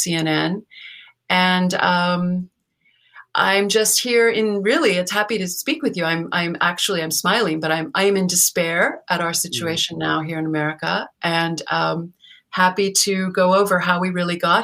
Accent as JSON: {"language": "English", "town": "Los Angeles", "region": "California", "country": "United States", "tie": "born or raised there", "also_born_or_lived": "New Haven, Connecticut / New York / Washington, D.C.", "moved": "as an adult", "said": "I was born in Hollywood, California, and my father was a conservative screenwriter, Hollywood writer and author. So I grew up hearing loud arguments around our dinner table"}